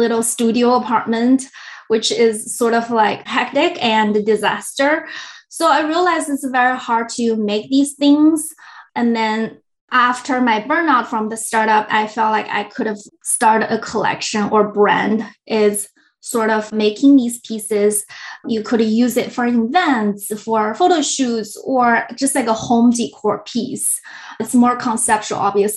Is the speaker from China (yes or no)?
yes; China; now in San Francisco Bay Area, United States; I'm originally from China, moved here in Bay Area about 10 years ago